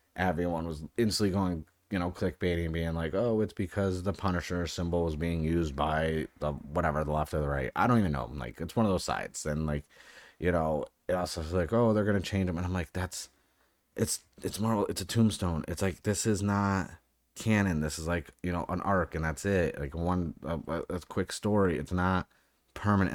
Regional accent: New England, United States; now in Southern California, United States; I live in Southern California. I'm from New England

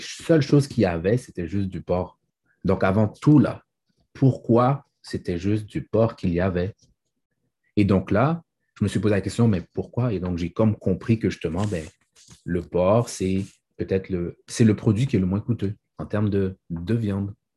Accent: Haiti; Je suis un haïtien et ma mère fait bien à manger.

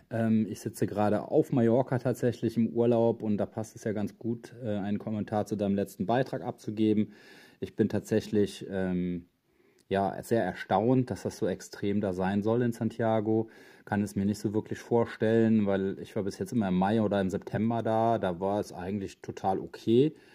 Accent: Cologne, North Rhine-Westphalia, Germany; Wenn ich jetzt als Kölner sehe, dass Leute an Karneval die Stadt verlassen

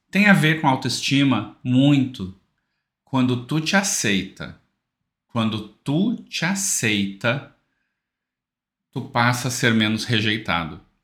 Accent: South Region, Brazil; eu sou aqui do Sul

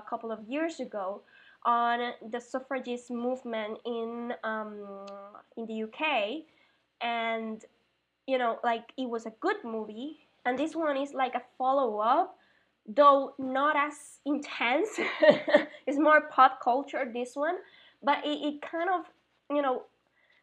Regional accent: Puerto Rico; moved away; also born or lived in Mexico / Spain; I'm from Puerto Rico

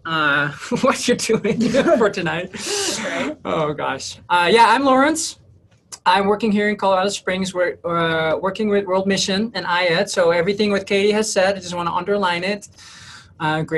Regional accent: Netherlands; moved away; I'm originally from the Netherlands. That's where I grew up.

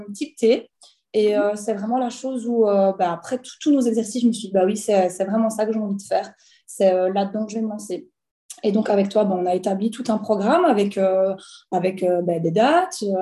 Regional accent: Belgium; j'ai 29 ans, je viens de Belgique

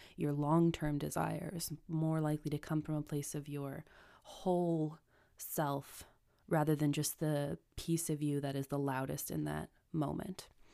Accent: United States; I'm American

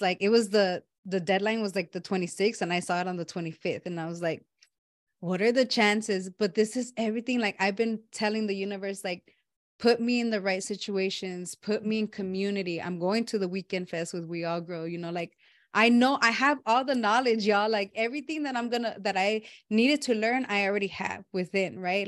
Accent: Los Angeles, California, United States; moved away; where I grew up back home in Watts

